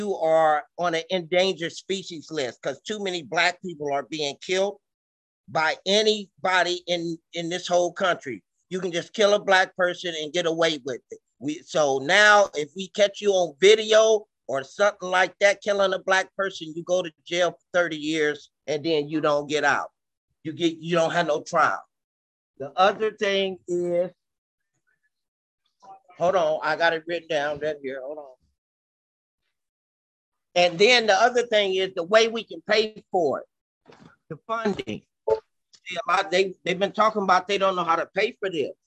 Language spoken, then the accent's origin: English; San Francisco, California, United States; I was born and raised in San Francisco